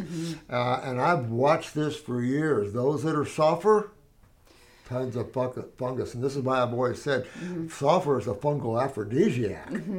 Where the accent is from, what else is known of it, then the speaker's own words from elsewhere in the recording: Connecticut, United States; I grew up in Connecticut and have been pulling ticks off of me.